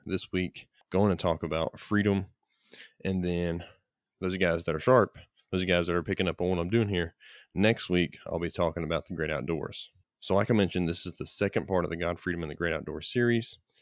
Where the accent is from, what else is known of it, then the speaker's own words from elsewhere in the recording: United States; as an American, I am grateful the opportunity to live in America